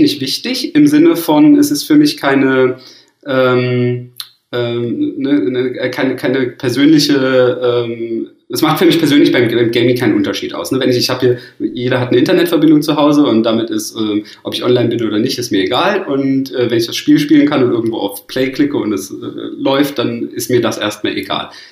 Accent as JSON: {"language": "German", "town": "Cologne", "region": "North Rhine-Westphalia", "country": "Germany", "said": "ich bin ja Kölner"}